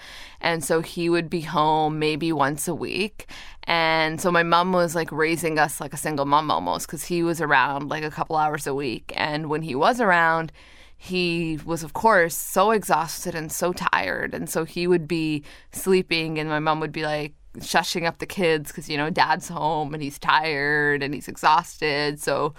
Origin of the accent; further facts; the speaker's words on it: Toronto, Ontario, Canada; also born or lived in Montreal; And then when I was in Montreal, my sister was born. Then we moved from Montreal to Toronto, and then another sister was born, and I had a younger brother as well.